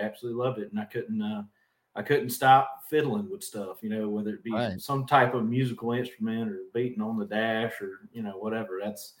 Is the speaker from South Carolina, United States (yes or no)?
yes; South Carolina, United States; We didn't have a stoplight. We got one recently, so now we are a one-stoplight town.